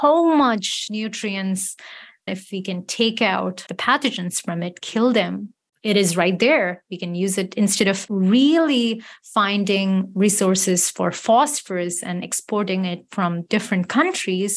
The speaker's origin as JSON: {"language": "English", "town": "Chennai", "region": "Tamil Nadu", "country": "India", "tie": "born or raised there", "moved": "yes", "said": "my hometown city in Chennai"}